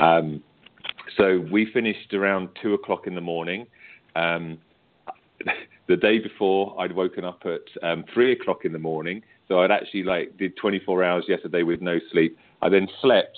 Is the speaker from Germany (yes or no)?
no; United Kingdom; accent: British; I'm British